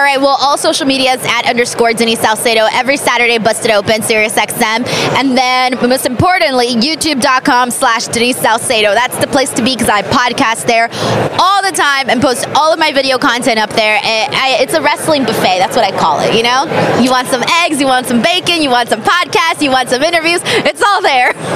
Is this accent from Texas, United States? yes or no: no; Los Angeles, California, United States; my hometown of Los Angeles at the Staples Center where I used to go as a little girl to watch pro wrestling